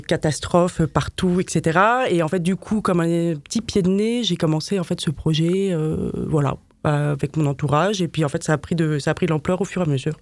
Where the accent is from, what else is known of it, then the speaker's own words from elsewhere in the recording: Paris, Île-de-France, France; also born or lived in Madrid; je suis une vraie Parisienne